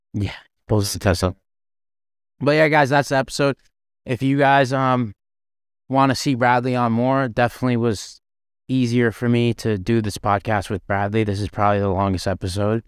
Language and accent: English; Canada; now in Las Vegas, United States; I'm a Canadian